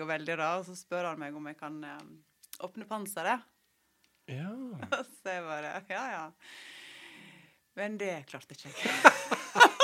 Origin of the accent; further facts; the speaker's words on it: Nordfjord, Vestland, Norway; Dette var hjemme i Nordfjord.